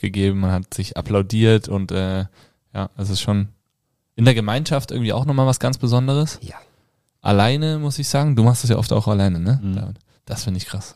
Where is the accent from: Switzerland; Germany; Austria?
Germany; Kassel, Hesse; moved away; bei uns zu Hause äh, in Kassel, in Hessen, da wo ich herkomme